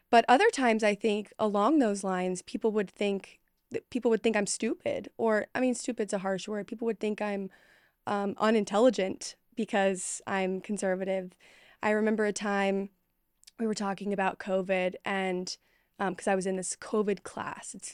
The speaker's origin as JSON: {"language": "English", "town": "Dallas", "region": "Texas", "country": "United States", "said": "And I was from Dallas. It wasn't like I was from some podunk rural town"}